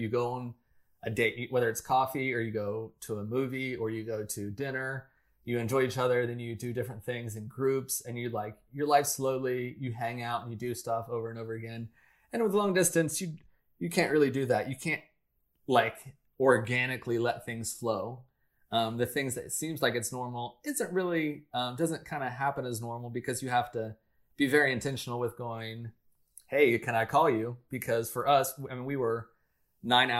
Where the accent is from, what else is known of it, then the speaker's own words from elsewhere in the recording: United States; I'm an American and I live in California